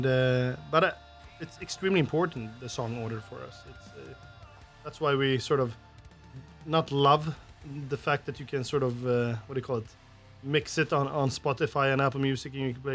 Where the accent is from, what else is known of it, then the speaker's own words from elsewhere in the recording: Sweden; from Sweden